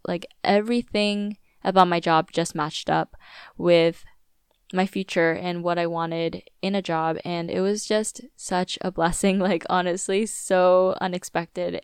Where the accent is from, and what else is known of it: Virginia Beach, Virginia, United States; born or raised there; moved away